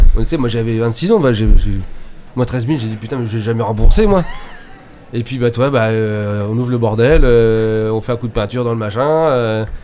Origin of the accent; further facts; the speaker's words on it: Laval, Mayenne, Sarthe, Pays de la Loire, France; now in Nantes, France; Alors je suis mayennais, je suis né à Laval. Après je suis parti en courant. Euh, et puis après j'étais dans la Sarthe